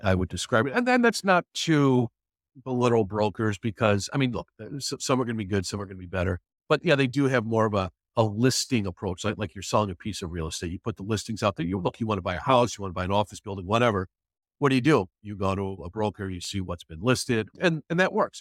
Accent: Chicago, Illinois, United States; I grew up in the Chicago area, from Chicago originally, live in the city now.

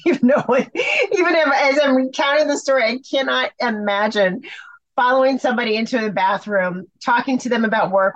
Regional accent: Chicago, Illinois, United States; moved away as an adult; I'm from Chicago. My family was in Chicago and I was not working in Chicago.

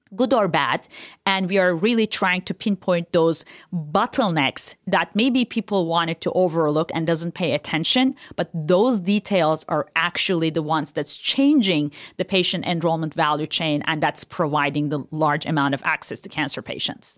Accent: Turkey; moved away; I was born and raised in Turkey

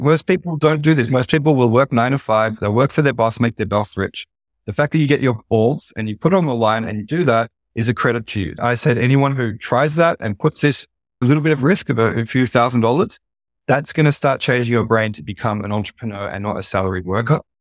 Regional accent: Australia; accent: Australian; Australia, my home country, which you can probably tell from my accent

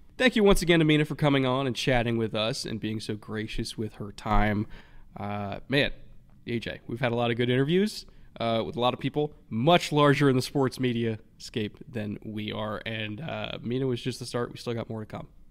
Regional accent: California, United States; as a Californian in thirty years

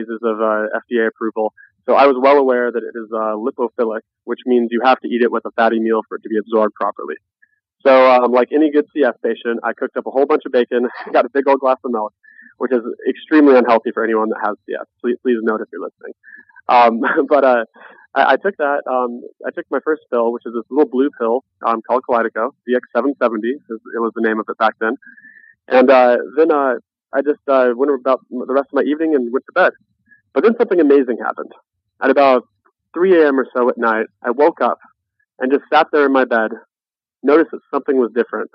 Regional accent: Nebraska, United States; I was born in Nebraska

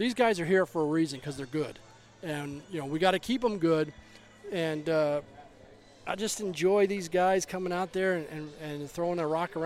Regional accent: Baltimore, Maryland, United States; I was born in Baltimore

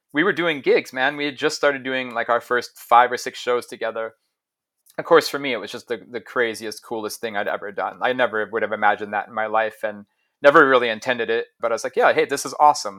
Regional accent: Ohio, United States; moved away; also born or lived in Stockholm, Sweden; I grew up in Ohio

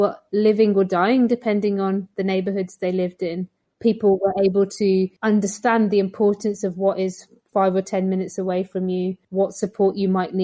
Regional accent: Birmingham, West Midlands, United Kingdom; I grew up in Stechford in inner city Birmingham

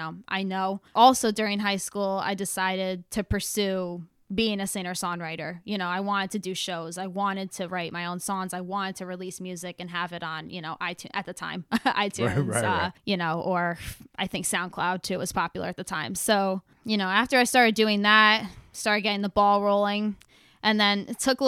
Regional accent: New Haven, Connecticut, United States; moved away as an adult; now in Albany, United States; I am from New Haven, Connecticut, and I just moved to Albany recently

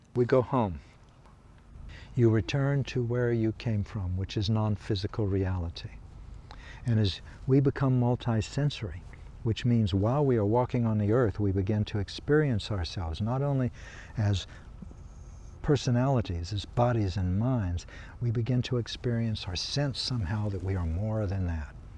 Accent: Kansas, United States; I come from Kansas

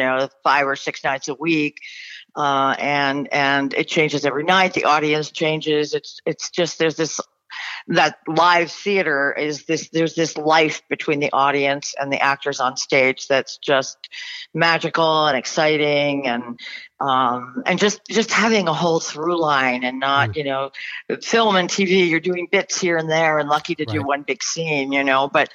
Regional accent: Westchester, New York, United States; moved away as an adult; now in Los Angeles, United States; I grew up in Westchester, New York

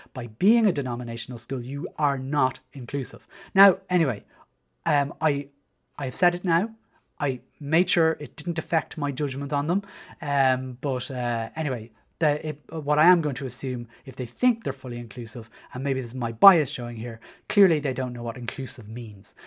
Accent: Dublin, Leinster, Ireland; moved away as an adult; as you can probably tell from my accent, I was, uh, raised in Dublin Six

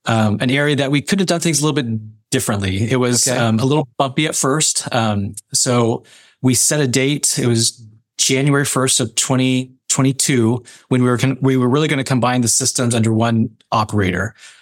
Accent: Modesto, California, United States; also born or lived in Alaska; I was born and raised here in the Modesto area. So it was nice to leave Alaska and come back home.

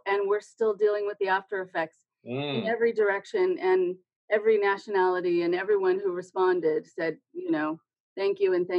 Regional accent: California, United States; because I'm a Californian, and California has its own problems.

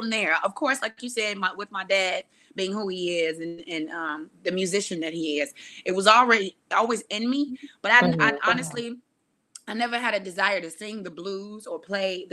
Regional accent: Chicago suburbs, Illinois, United States; Actually born in Chicago, more so raised out in the suburbs

